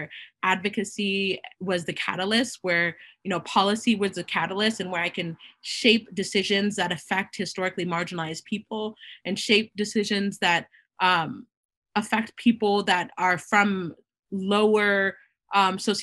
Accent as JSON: {"language": "English", "town": "Boston", "region": "Massachusetts", "country": "United States", "tie": "born or raised there", "said": "I was born here in Boston, but my mom immigrated here from Haiti. And so I am of Haitian descent, and I'm Haitian American"}